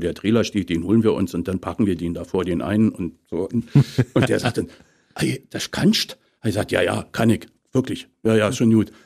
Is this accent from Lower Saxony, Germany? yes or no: no; Potsdam, Brandenburg, Germany; Ich bin ja gebürtiger Brandenburger, mhm. geboren in Potsdam